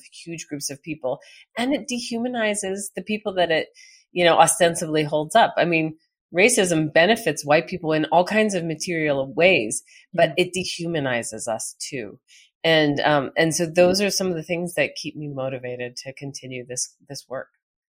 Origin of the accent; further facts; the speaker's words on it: United States; because it was a South African context, so I wasn't as implicated as an American.